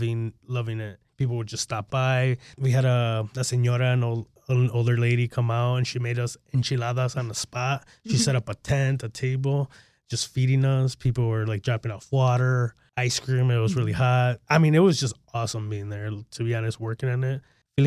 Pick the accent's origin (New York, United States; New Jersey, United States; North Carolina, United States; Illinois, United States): Illinois, United States; Chicago; I feel like growing up in Chicago, it's a concrete jungle, right?